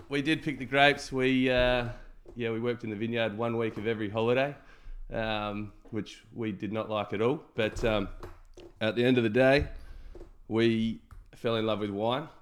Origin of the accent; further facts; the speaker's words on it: Clare Valley, South Australia, Australia; we grew up in the Clare Valley